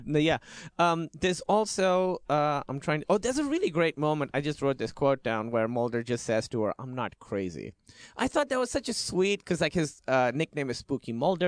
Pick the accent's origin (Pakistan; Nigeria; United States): Pakistan; Karachi, Sindh; I grew up in Karachi, Pakistan, which is a big city, but it felt like a small town